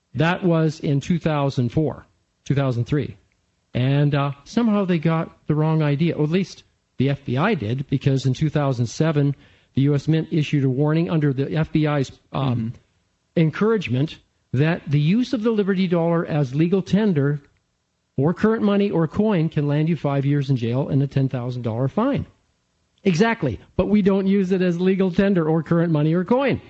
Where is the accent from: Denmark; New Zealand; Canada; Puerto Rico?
Canada; now in United States; I am a Canadian uh, and I'm in the process of becoming an American